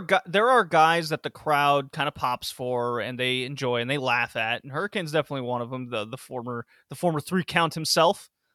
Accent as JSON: {"language": "English", "region": "the South", "country": "United States", "tie": "born or raised there", "said": "I grew up in the South."}